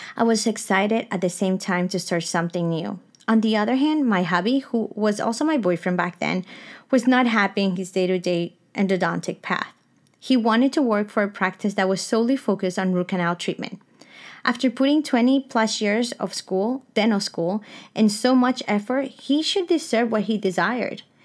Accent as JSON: {"language": "English", "region": "South Florida", "country": "United States", "tie": "born or raised there", "also_born_or_lived": "Caracas, Venezuela", "moved": "as an adult", "lives_now": "Napa Valley, United States", "said": "I was born in Caracas, Venezuela, raised in sunny South Florida, and now discover my life purpose in Napa Valley"}